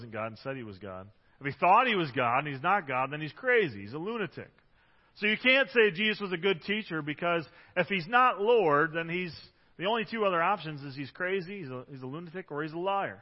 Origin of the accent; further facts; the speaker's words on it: Detroit, Michigan, United States; now in Grand Rapids, United States; I'm the Detroit area.